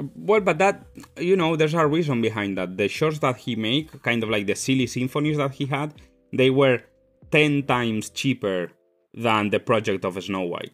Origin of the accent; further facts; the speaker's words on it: Spain; moved away; I come from Spain